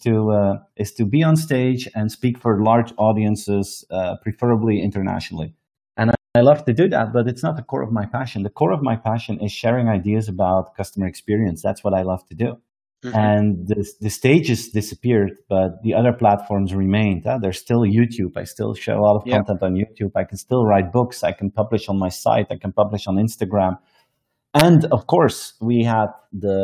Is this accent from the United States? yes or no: no; Belgium; I present it from my hometown here in Belgium every single day.